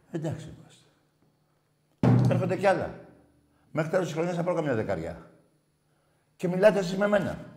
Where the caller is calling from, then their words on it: Moschato, Attica, Greece; από το Μοσχάτο. Έχουμε ξαναμιλήσει πολλές φορές.